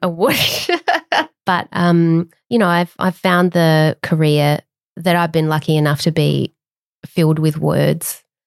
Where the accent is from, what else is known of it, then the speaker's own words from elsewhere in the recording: Adelaide, South Australia, Australia; moved away; also born or lived in Canberra; when I was growing up in Adelaide